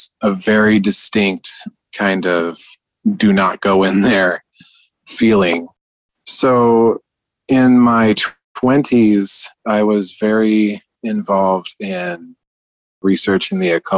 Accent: Columbia River Gorge, United States; And where we grew up in the Columbia River Gorge between Washington and Oregon, it was kind of up in the boonies about an hour drive from Mount Adams, actually.

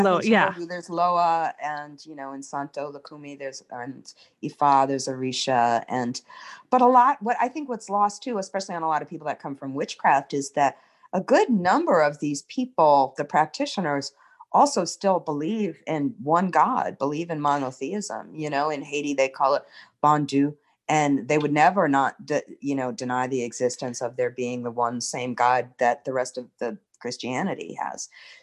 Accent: Ireland; I'm an Irish person and I'm worshiping this way

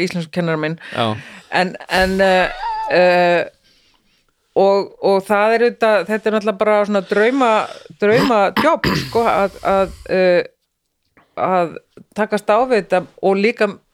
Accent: Iceland; moved away as an adult; also born or lived in Norway; ég er nýflutt heim frá Noregi, búin að vera 12 ári í Noregi

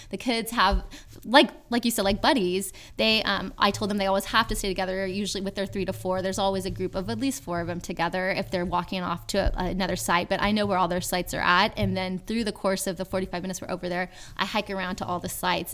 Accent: Yuba City, California, United States; my hometown of Yuba City, California

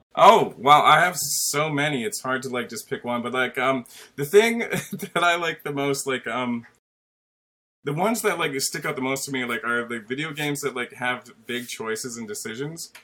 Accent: Canada; I'm Canadian too

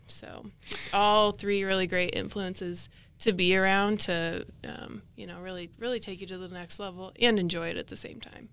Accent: Caldwell, Idaho, United States; I grew up in Caldwell, Idaho, so about thirty minutes, uh, west of Boise.

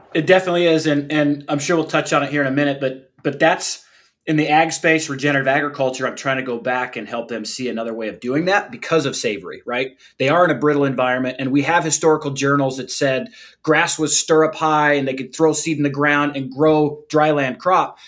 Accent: St. George, Utah, United States; I grew up in a small town, used to be a small town, uh, St. George, Utah, just outside of Zion National Park.

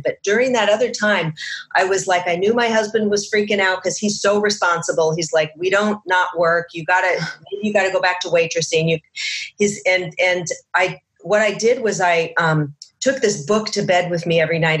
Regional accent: Seattle, Washington, United States; moved away as an adult; also born or lived in Chicago; now in Los Angeles, United States; I came down to LA from Seattle, where I grew up

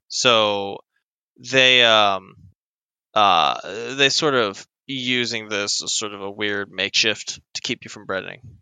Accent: United States; I'm American

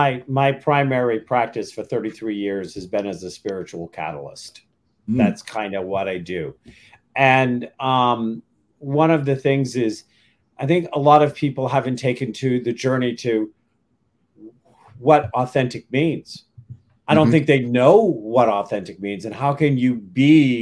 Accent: Maine, United States; And then I was raised in Maine, so

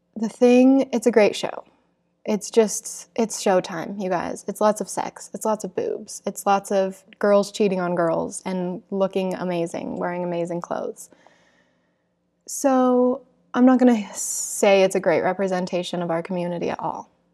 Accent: Salt Lake City, Utah, United States; growing up in Salt Lake City

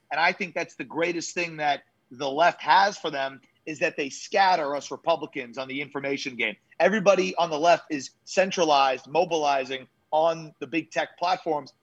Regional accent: New York, United States; moved away; also born or lived in Jacksonville, Florida; Growing up in New York

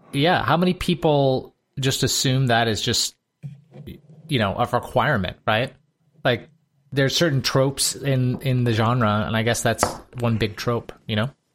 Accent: Michigan, United States; moved away; where I grew up in Michigan

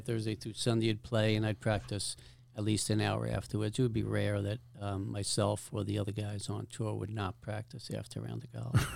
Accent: New York City, New York, United States; moved away; I'm from Staten Island. We practiced at a public golf course

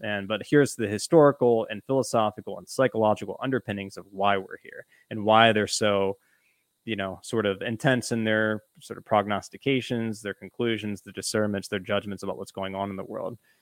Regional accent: Pennsylvania, United States; I'm from Pennsylvania

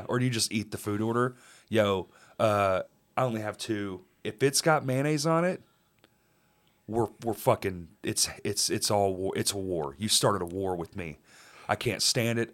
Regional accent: Texas, United States; I'm from there

